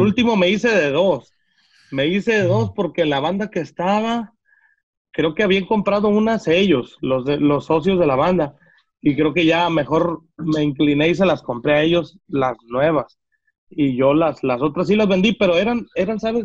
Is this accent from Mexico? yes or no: yes; Villa Purificación, Jalisco, Mexico; moved away; yo soy de allá, soy de Villa Purificación